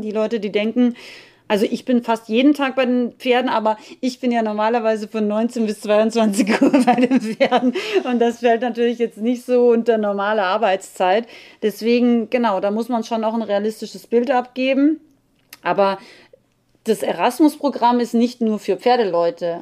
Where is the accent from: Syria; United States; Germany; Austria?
Austria; als Österreicherin